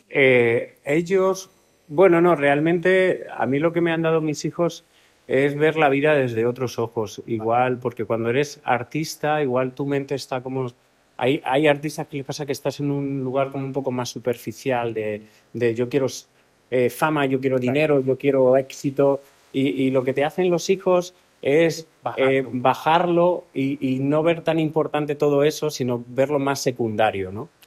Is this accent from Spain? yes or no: yes; Alcalá de Henares, Community of Madrid, Spain; En Alcalá de Henares, que es mi tierra